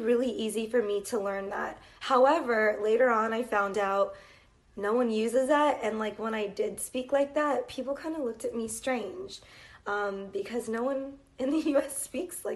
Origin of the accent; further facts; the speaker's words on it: Los Angeles, California, United States; My father was born in Los Angeles. That's where I was born as well.